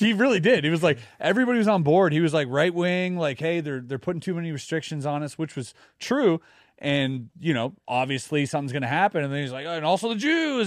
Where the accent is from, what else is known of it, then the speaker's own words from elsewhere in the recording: Germany; now in Quebec, Canada; growing up in Germany